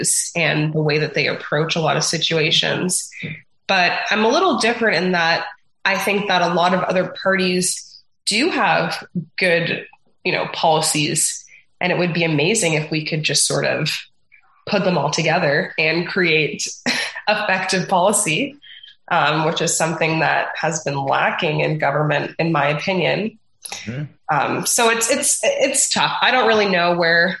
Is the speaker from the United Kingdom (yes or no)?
no; Toronto, Ontario, Canada; also born or lived in Mexico; now in Peterborough, Canada; I grew up in Scarborough and I went to a Christian school in the area